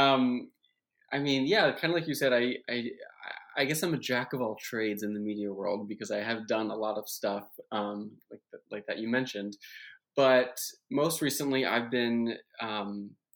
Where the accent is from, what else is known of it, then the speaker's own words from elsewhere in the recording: West Deptford, New Jersey, United States; moved away; I'm from New Jersey originally